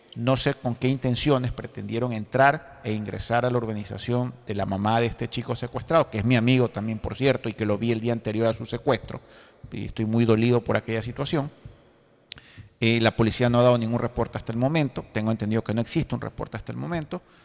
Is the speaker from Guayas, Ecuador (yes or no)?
yes; Guayaquil, Guayas, Ecuador; mi ciudad natal, que es Guayaquil